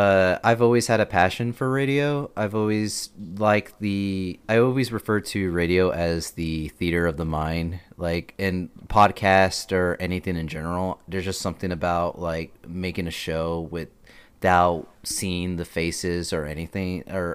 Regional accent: Texas, United States; also born or lived in El Paso, Texas; I was born in El Paso, Texas. I lived there for not the majority of my life, a good amount. And when my parents unfortunately got divorced, I transferred over to Milshi, Texas, where my mother grew up

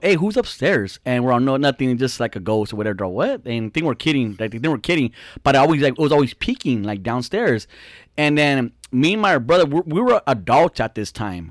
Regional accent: Fontana, California, United States; we grew up in Fontana in Southridge

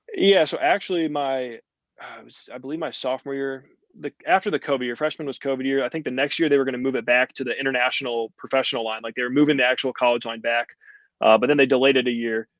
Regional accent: Eureka, United States; playing for Eureka, like the hometown ball

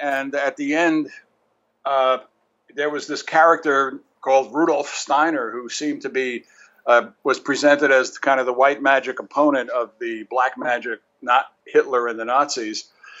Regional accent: New York City, New York, United States; I was born and raised in New York City, Irish Roman Catholic, growing up in the 50s, going to Catholic schools

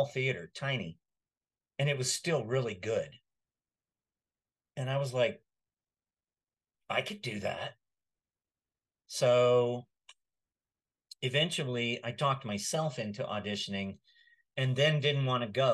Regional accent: Texas, United States; moved away as an adult; also born or lived in Washington State; now in North Texas, United States; I grew up in Texas, but Washington State, because I lived there for almost 40 years, it feels more like home

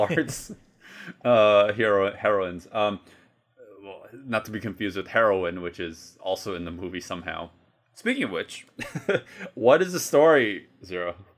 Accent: United States; I'm a American

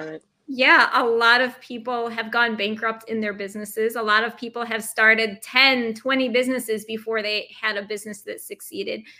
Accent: upstate New York, United States; moved away as an adult; also born or lived in Brooklyn, New York; now in New York City, United States; I'm originally from upstate New York. And when I moved to Brooklyn, it was 2007

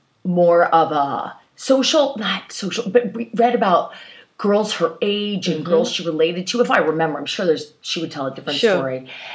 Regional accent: Baltimore, Maryland, United States; I grew up in Baltimore, and in a lovely part just outside of Baltimore. And it was filled with gardens. And everybody was had beautiful little houses and plots of land.

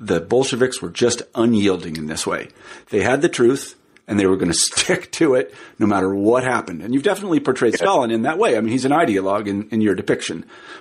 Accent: United States; I'm an American

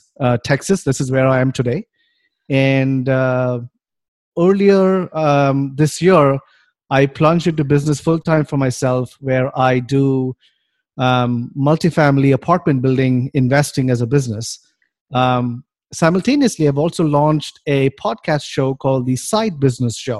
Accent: Mumbai, Maharashtra, India; moved away as an adult; also born or lived in Cincinnati, Ohio, United States; now in United States; I grew up in India, in the city of Bombay, which is now called Mumbai

